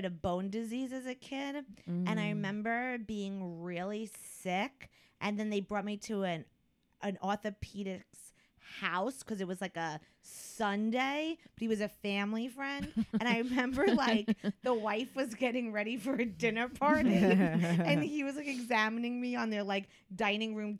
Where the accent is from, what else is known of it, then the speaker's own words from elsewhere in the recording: Long Island, New York, United States; also born or lived in Connecticut; I'm originally from Long Island